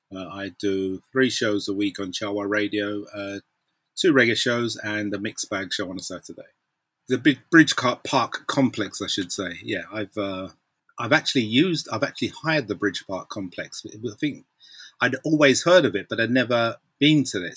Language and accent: English; London, United Kingdom; we're from Southside, so from Brixton Market